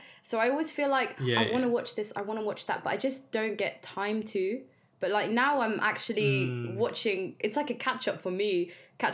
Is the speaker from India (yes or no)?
no; London, United Kingdom; So I'm from East London.